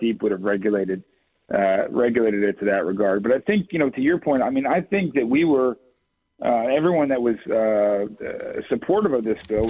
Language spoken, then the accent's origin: English; Brookfield, Connecticut, United States; I live in Brookfield, which is the southern end of the 30th District. Lived there nearly my entire life